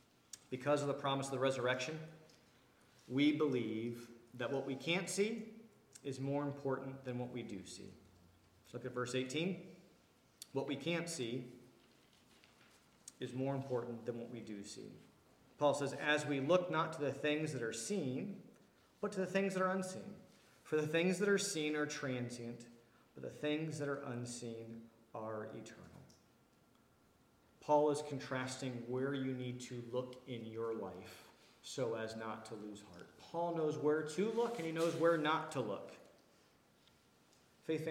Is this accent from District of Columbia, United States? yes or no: yes; Washington, District of Columbia, United States; moved away; I come from the Washington, D.C. area where we spend a lot of money on how we look and how we dress